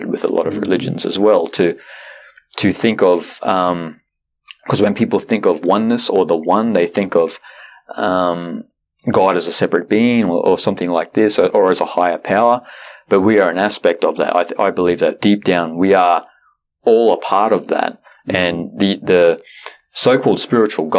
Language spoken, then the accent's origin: English; Australia; I'm Australian